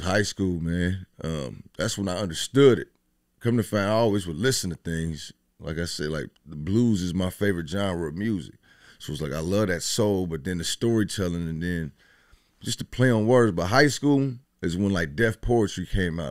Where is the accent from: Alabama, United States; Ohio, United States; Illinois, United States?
Ohio, United States; Dayton; I'm from Dayton. I mean, Westwood to be exact.